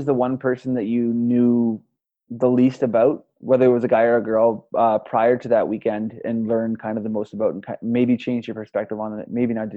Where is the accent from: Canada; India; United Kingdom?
Canada; I'm Canadian, right? Like, I'm Canadian.